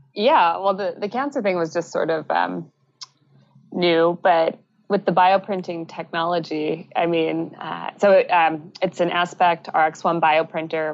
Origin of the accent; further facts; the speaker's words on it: United States; moved away as an adult; now in British Columbia, Canada; I'm originally from the States